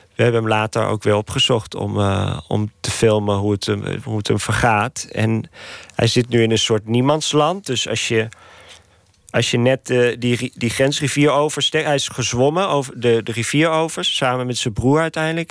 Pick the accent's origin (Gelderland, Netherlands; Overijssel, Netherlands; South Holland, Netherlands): Gelderland, Netherlands; Nijmegen; moved away as an adult; now in Nicaragua; Nijmegen, waar ik geboren ben